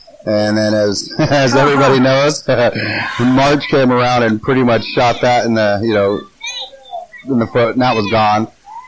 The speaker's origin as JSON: {"language": "English", "region": "California", "country": "United States", "lives_now": "South Carolina, United States", "said": "And no, we've had no issues with anybody because we're from California."}